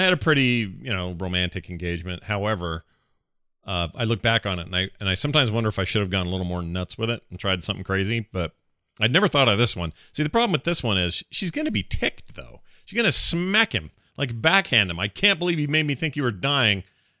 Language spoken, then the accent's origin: English; St. Paul, Minnesota, United States; born there; I was born in St. Paul, Minnesota